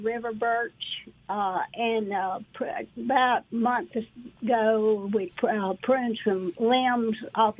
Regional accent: Southern US, United States; accent: southern; now in Terry, United States; It's probably my southern accent.

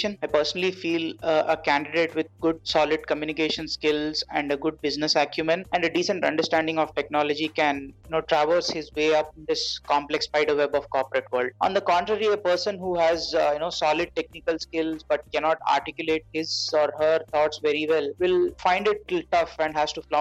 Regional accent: Hyderabad, Telangana, India; also born or lived in Mumbai; I moved back to Hyderabad, my hometown

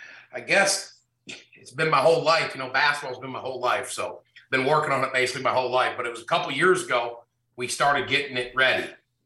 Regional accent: South Dakota, United States; also born or lived in Memphis, Tennessee; from being from, you know, Memphis, Tennessee, I grew up in South Dakota.

